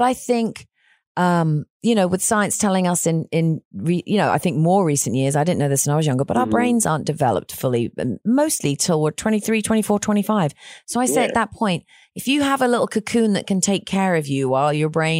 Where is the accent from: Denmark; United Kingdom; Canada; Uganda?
United Kingdom; England; now in Texas, United States; I'm from England